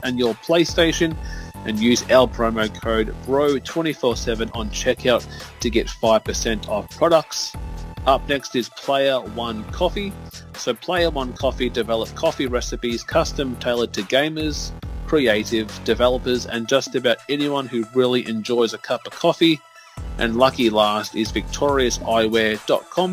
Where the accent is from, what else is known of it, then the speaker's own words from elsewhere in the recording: Australia; I'm an Aussie